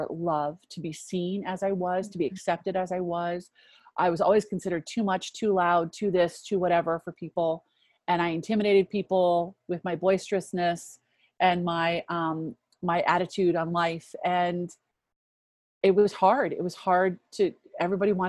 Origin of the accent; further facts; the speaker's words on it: DC, District of Columbia, United States; I grew up outside of Washington, DC